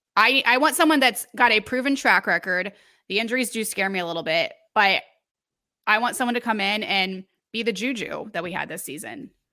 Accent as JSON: {"language": "English", "region": "Missouri", "country": "United States", "said": "I'm from Missouri, went to Mizzou"}